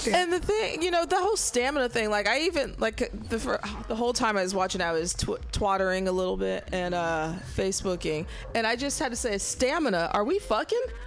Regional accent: Middle America, Midwest, United States; I'm from Middle America

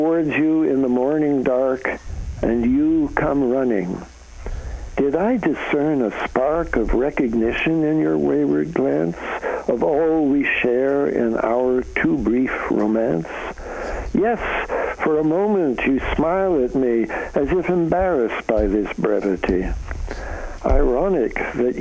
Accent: Canada; now in United States; I'm a Canadian, so I come from north of the border

